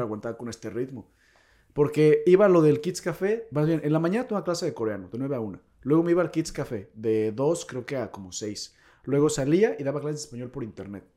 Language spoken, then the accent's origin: Spanish; Mexico; moved away as an adult; now in South Korea; éramos dos mexas